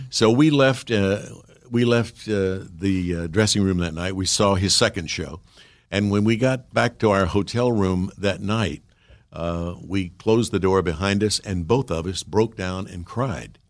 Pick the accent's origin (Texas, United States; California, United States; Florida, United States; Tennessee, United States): Tennessee, United States; Jackson; the local radio station in my hometown, as you mentioned, Jackson, Tennessee